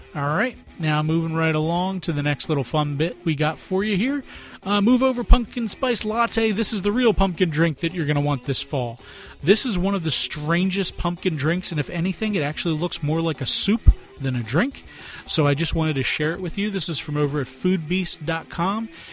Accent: Philadelphia, Pennsylvania, United States; I'm from Philadelphia

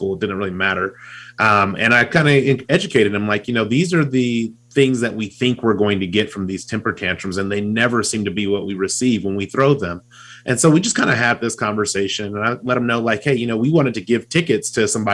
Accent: California, United States; now in Utah, United States; I live in Utah, but I grew up in California

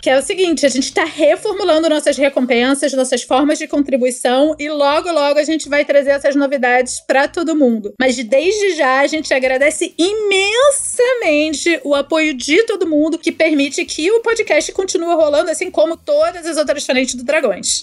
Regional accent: Rio de Janeiro, Brazil; como carioca, me sinto representada

